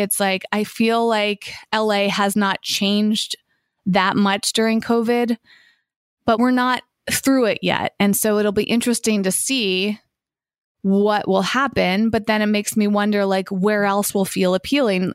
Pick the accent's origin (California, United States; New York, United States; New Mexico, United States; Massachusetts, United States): Massachusetts, United States; now in Los Angeles, United States; when I was growing up in Massachusetts, we had incredible trails